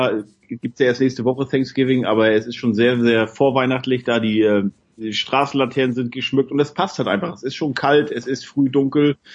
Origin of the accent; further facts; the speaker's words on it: Northern Germany, Germany; wo ich herkomme aus Norddeutschland, da ist ja dann eher so, naja, Regen und Nebel und 8 Grad, 7 Grad auf Dauer